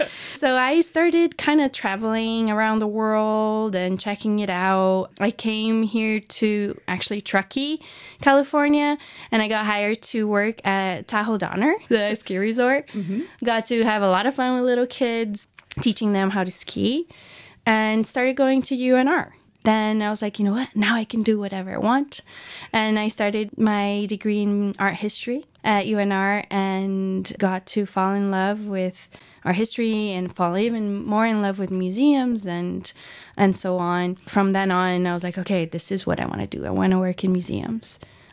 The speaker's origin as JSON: {"language": "English", "region": "São Paulo", "country": "Brazil", "tie": "born or raised there", "second_language": "English", "said": "Yeah, I grew up in Sao Paulo, Brazil, born and raised there."}